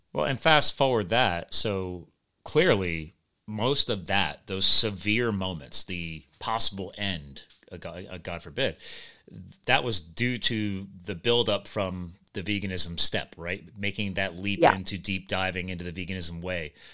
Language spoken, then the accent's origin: English; United States; I'm just an American, uh, a USA guy